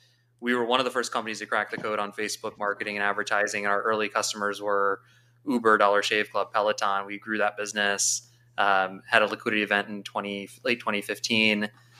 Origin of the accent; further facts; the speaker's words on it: St. Louis, Missouri, United States; moved away as an adult; I grew up in my immigrant household, born and raised in St. Louis, very proudly. And I was away for 18 years, and I actually just moved back. So I'm St. Louis for life.